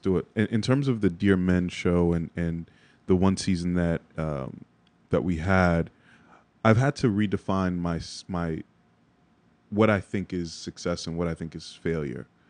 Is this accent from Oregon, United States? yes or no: no; New York City, New York, United States; also born or lived in Jersey City, New Jersey; in Bronx native